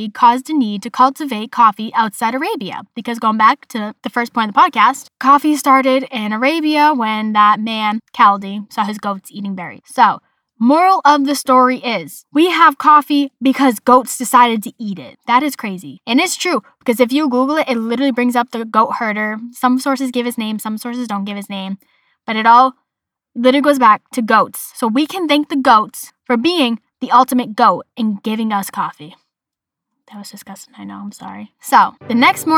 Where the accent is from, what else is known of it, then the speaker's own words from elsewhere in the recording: Boston, Massachusetts, United States; accent: Boston; My Boston accent